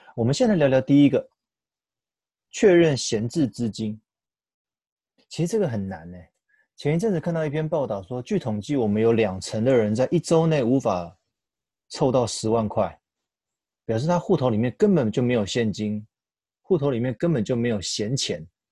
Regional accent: Taiwan; 我们台湾人很习惯一窝蜂在投资上面追求热门的标的或当下明星产业

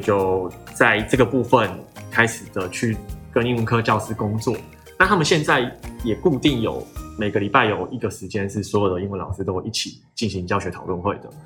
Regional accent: Tainan, Taiwan; moved away; 因为我本身是台南人，然后我很喜欢台南这个地方。最终，终极人生规划呢，就是回台南办华德福学校

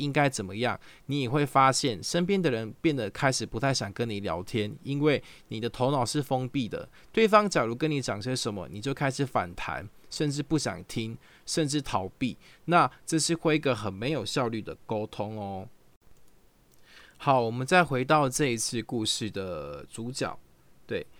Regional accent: Taichung, Taiwan; 对方问你说你是哪里人？我说我是台中人，他就说真的假的？我也是台中人呢。你住哪一条路啊？我就会说，哎，我住呃逢甲的河南路。

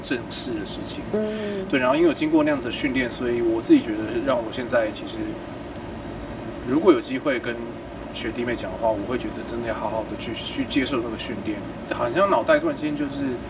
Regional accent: Kaohsiung, Taiwan; 我小时候是在高雄

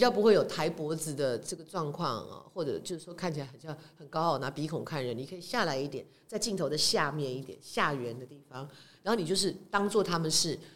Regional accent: Taiwan; 我们台湾人做事比较讲感情嘛

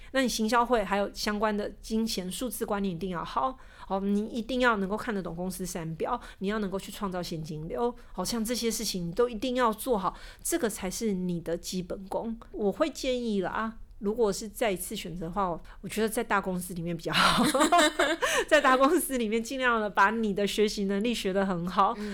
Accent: Taiwan; 所以他们的版型跟我们台湾人的身形。就是有点不合亚洲台湾人的身形，我们的膝盖就是比较窄一点

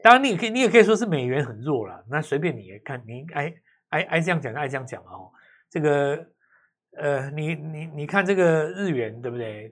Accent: Taiwan; 那就表示说你没有抓到我们台湾人的精髓嘛

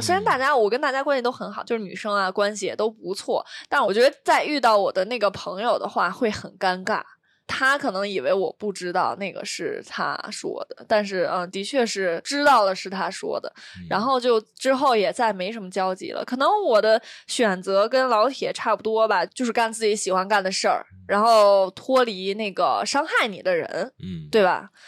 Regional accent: Beijing, China; 我也是北京的

